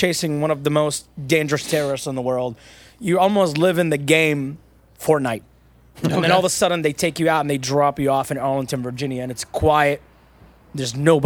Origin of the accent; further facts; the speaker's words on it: Iraq; now in United States; I was born in the Iran-Iraq war